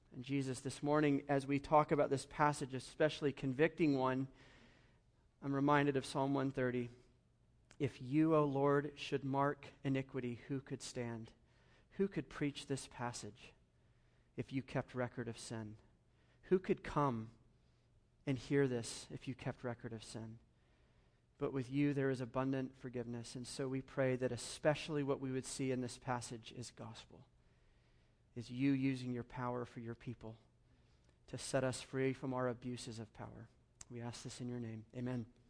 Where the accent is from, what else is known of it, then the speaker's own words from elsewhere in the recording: Georgia, United States; moved away as an adult; also born or lived in Philadelphia; now in El Paso, United States; where I grew up in Georgia, spent twenty-five years there before, uh, Philadelphia and then here